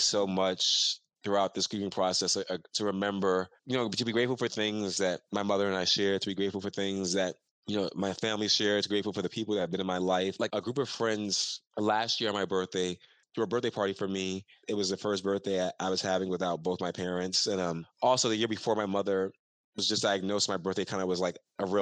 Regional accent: New York City, New York, United States; the neighborhood I grew up in here in Brooklyn in Fort Greene

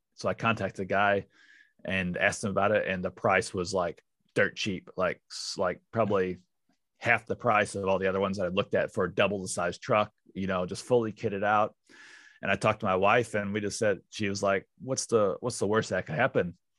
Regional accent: St. Louis, Missouri, United States; moved away as an adult; now in New Zealand; I'm from Saint Louis originally

